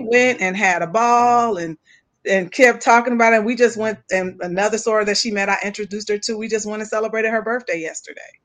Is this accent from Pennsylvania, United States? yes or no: no; West Coast, California, United States; I'm from West Coast based. We don't have that kind of history in that way in California